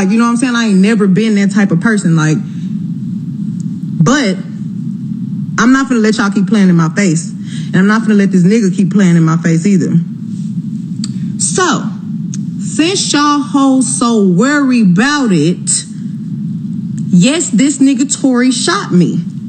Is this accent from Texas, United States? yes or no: yes; Houston, Texas, United States